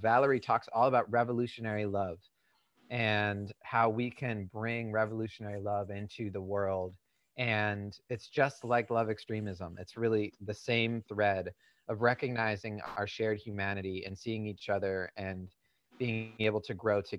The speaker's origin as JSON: {"language": "English", "region": "New England", "country": "United States", "tie": "born or raised there", "said": "I grew up in New England"}